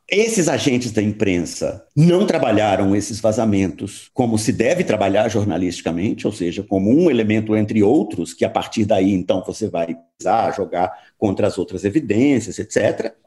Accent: Uberaba, Minas Gerais, Brazil; moved away; é de lá que eu venho, eu nasci em Uberaba e retorno com muita frequência a esse mundo

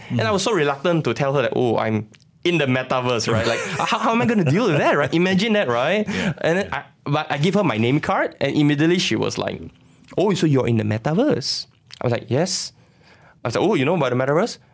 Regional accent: Sabah, Malaysia; moved away; I'm from Sabah

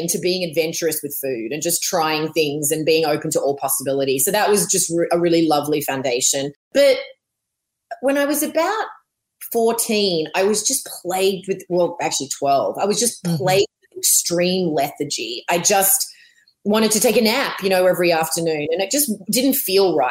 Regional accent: Melbourne, Victoria, Australia; moved away as an adult; also born or lived in Los Angeles / Missouri; I'm Australian. I grew up in Melbourne, but my family lived and worked all over the world. So I went to a lot of, some international schools

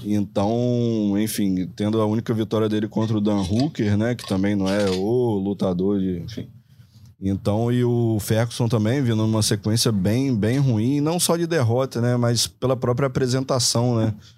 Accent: Brazil; como brasileiro

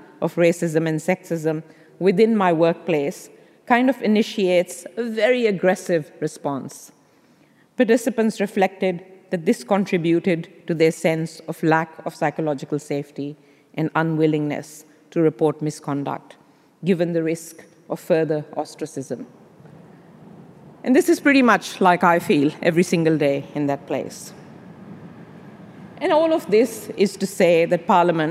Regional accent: Pakistan; moved away as an adult; now in Australia; growing up in Pakistan, a place which was once colonized by the British

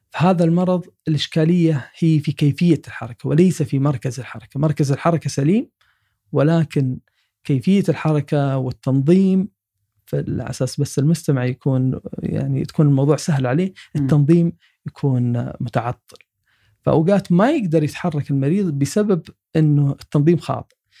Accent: Saudi Arabia; عندنا في السعودية

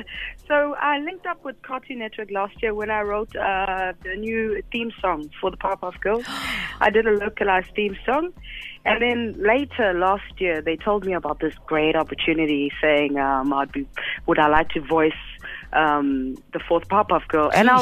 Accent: United States; now in South Africa; I mean, I'm both from America and in SA.

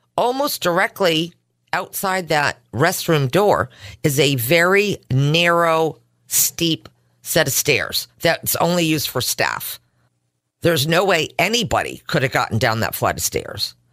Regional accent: Simsbury, Connecticut, United States; born or raised there

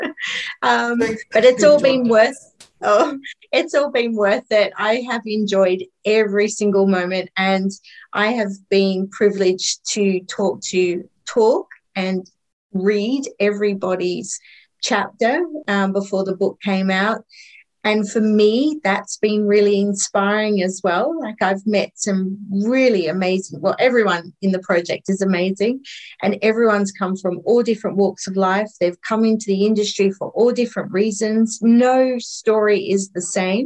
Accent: Australia; also born or lived in Tetbury, Cotswolds, United Kingdom; now in United Kingdom; I am also an Aussie, but I'm living in the UK, so I'm on the other side of the world where I'm from

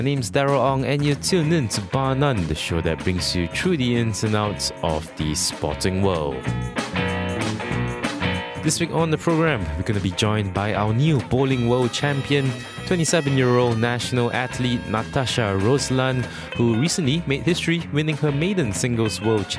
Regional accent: Malaysia; I'm Malaysian.

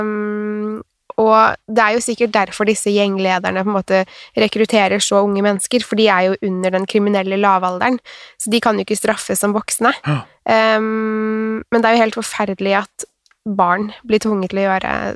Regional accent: Norway; also born or lived in Sweden; jeg er norsk

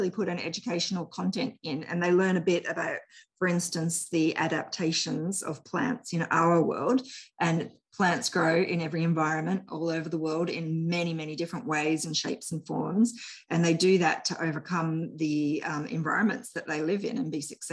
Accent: New South Wales, Australia; moved away; I was originally from New South Wales

